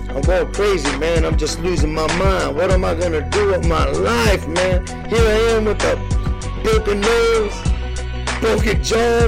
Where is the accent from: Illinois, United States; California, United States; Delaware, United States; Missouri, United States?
California, United States; National City; as a little youngster growing up in National City in San Diego, California